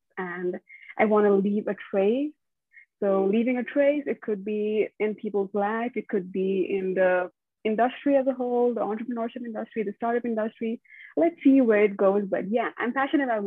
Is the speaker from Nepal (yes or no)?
yes; Nepal; moved away; also born or lived in India; growing up in Nepal, it was good